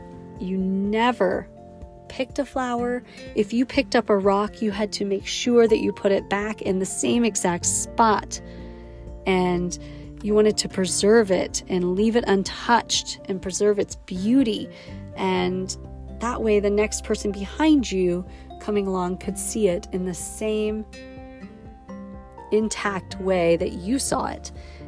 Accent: Wyoming, United States; the essence of the textures and colors of my youth just from growing up in Yellowstone.

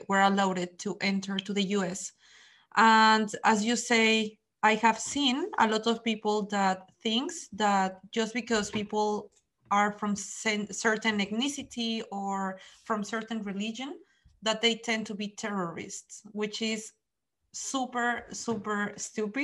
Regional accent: Mexico; now in Netherlands; I am from Mexico

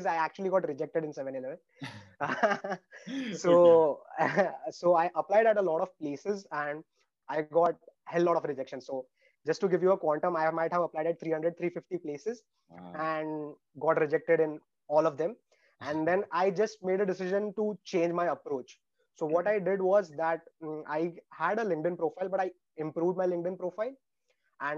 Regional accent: India; moved away as an adult; now in Australia; in India, I actually had 13 backlogs before in engineering.

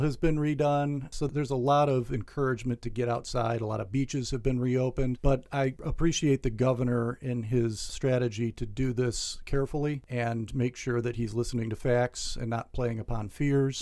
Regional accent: New York, United States; moved away; the bank actually I started with when I was, I think, 16 years old growing up in New York State

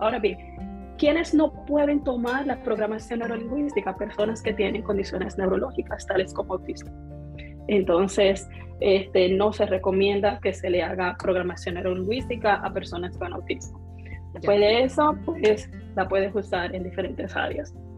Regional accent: Dominican Republic; como decimos un buen dominicano, soy dominicana

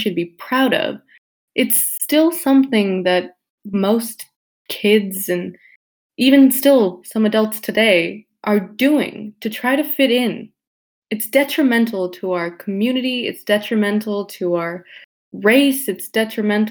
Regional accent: United States; first language Tamil; I am from America

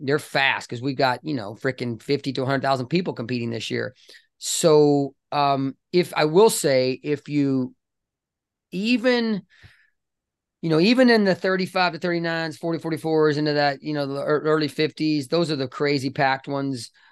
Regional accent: British Columbia, Canada; now in Dallas, United States; I'm a dual citizen. I was born in British Columbia.

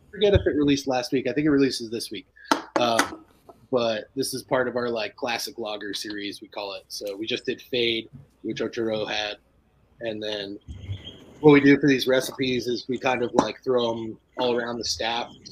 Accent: New Jersey, United States; also born or lived in Illinois; now in Asheville, United States; Um, I grew up in New Jersey, and then went to Illinois for a little bit, worked at a brewery there, and then ended up in North Carolina.

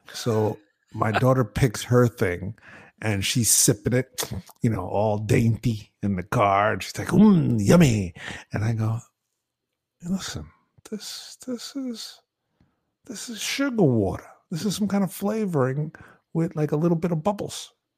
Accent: New York City, New York, United States; growing up in the Bronx, you know, we'd go down to visit family down in the South Bronx.

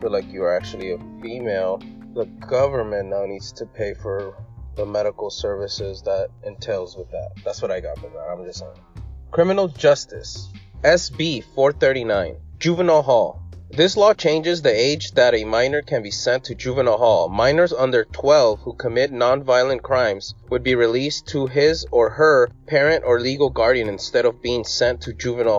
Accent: California, United States; I'm from California

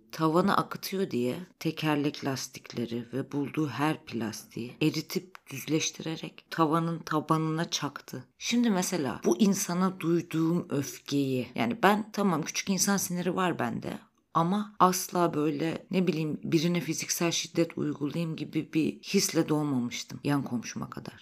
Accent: Black Sea Region, Turkey; Karadenizliyim ben

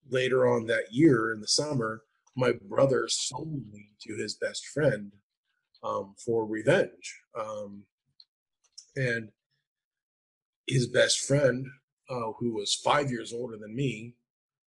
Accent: Anchorage, Alaska, United States; I grew up in Anchorage, Alaska

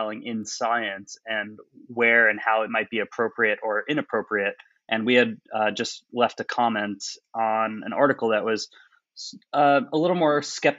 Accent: New York City, New York, United States; moved away as an adult; also born or lived in Washington, D.C.; now in Oxford, United Kingdom; I'm a New Yorker originally, studied there for my undergrad

